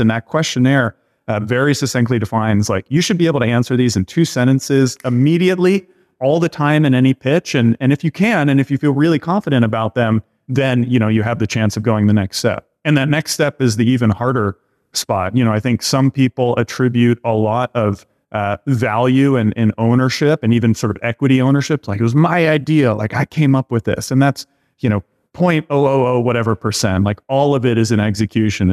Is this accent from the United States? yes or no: yes; Boston, Massachusetts, United States; I grew up in the Boston area here and went to school here